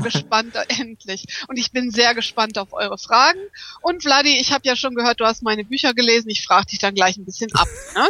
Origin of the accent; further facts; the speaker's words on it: Hamburg, Germany; first language German; moved away; also born or lived in Düsseldorf; Ich bin in Hamburg geboren, aber ich habe in der Tat in Düsseldorf studiert und auch promoviert